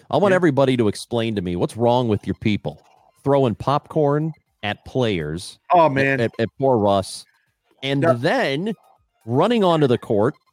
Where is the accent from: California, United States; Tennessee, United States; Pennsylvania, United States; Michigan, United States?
Pennsylvania, United States; Pittsburgh; No, I'm from Pittsburgh